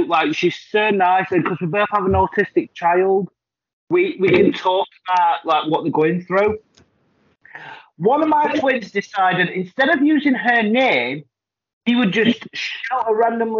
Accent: United Kingdom; I'm going to say, you forgot I'm British.

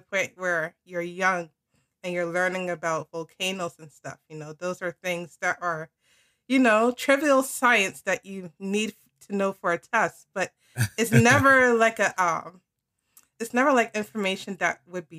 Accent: United States; being an American

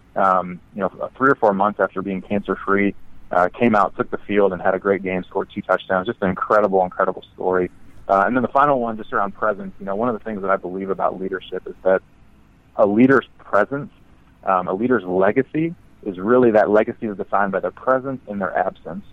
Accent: Midwest, United States; I grew up in the Midwest.

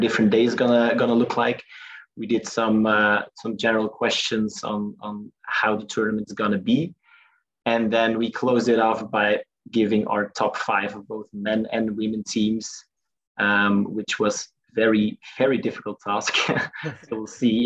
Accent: Belgium; I'm from Belgium

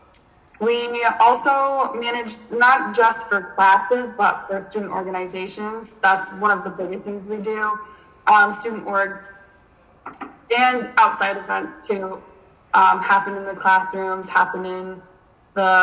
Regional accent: Buffalo, New York, United States; I'm from Buffalo.

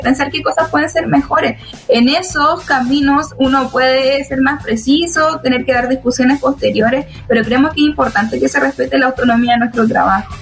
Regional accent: Araucanía, Chile; que venimos de la Araucanía

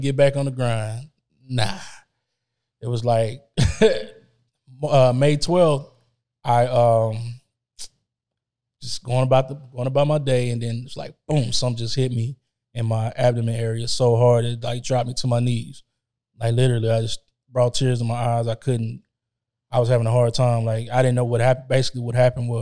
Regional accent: Dallas, Texas, United States; moved away; also born or lived in Hollywood; I'm from Dallas. I'm from Texas. I'm a Texas boy

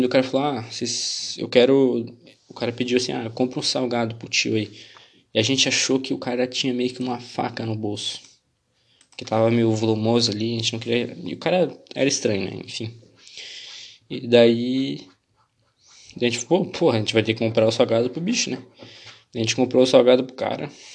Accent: Joinville, Santa Catarina, Brazil; eu sou aqui de Santa Catarina.

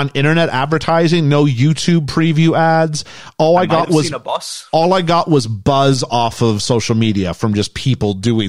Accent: Canada; I mean, I'm Canadian

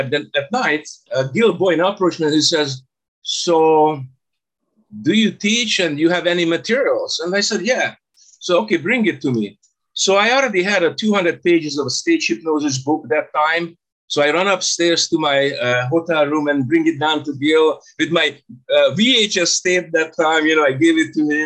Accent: Budapest, Hungary; now in Canada; I was born in Budapest, Hungary. In 1983, I left the country

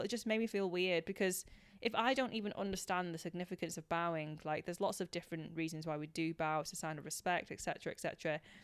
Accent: United Kingdom; being British born Chinese

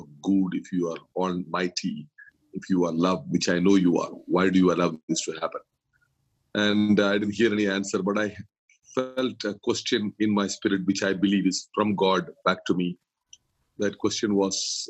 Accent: Kerala, India; now in Mumbai, India; I'm from Kerala, the southernmost part of India

